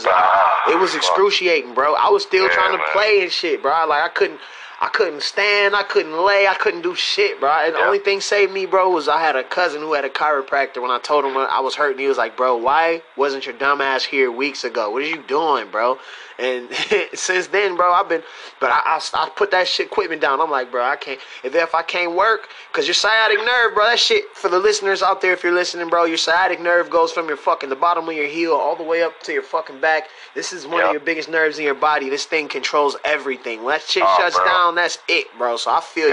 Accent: Pontiac, Michigan, United States; I'm from Pontiac, bro.

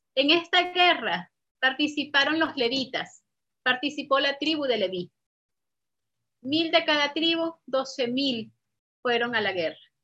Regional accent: Venezuela; moved away as an adult; desde que tuve que salir de Venezuela

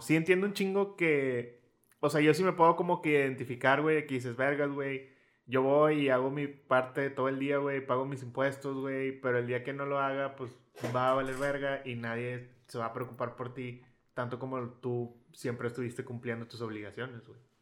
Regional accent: Mexico; somos mexicanos

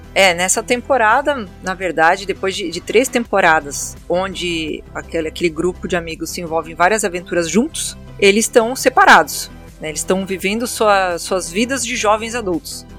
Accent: Santa Maria, Rio Grande do Sul, Brazil; sou de Santa Maria, no Rio Grande do Sul

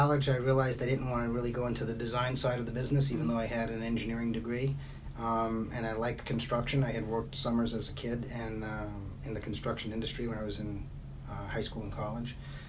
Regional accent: New York City, New York, United States; accent: Brooklyn; Yeah, my Brooklyn accent comes through

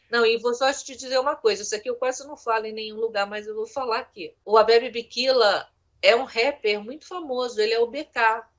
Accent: São Luís, Maranhão, Brazil; Lá no Maranhão, né, que eu nasci lá, em São Luís, lá a gente tinha uma vida legalzinha, né, confortável

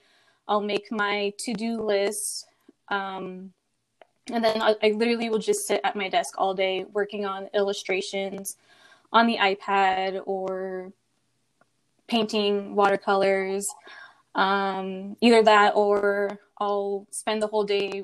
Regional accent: Las Vegas, Nevada, United States; also born or lived in Bay Area, California; I have lived in Vegas pretty much my whole life, but I'm originally from California.

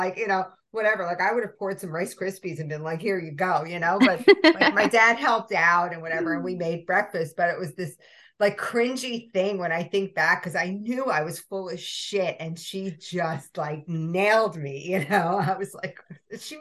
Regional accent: New York City, New York, United States; I grew up in Brooklyn

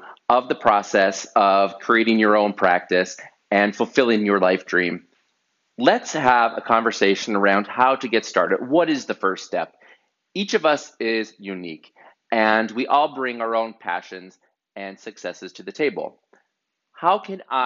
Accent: northeastern Pennsylvania, United States; an amazing architecture firm in my hometown in northeastern Pennsylvania

